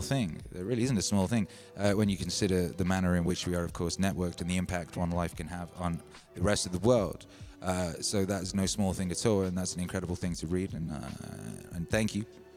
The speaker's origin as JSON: {"language": "English", "region": "Wales", "country": "United Kingdom", "tie": "born or raised there", "said": "I was brought up in Wales."}